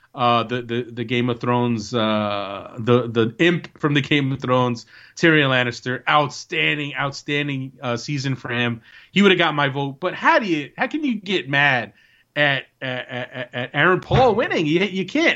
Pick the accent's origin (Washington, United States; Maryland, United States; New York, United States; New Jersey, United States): New Jersey, United States; I am from the hood. And when you come to New Jersey, I will take you to where I'm from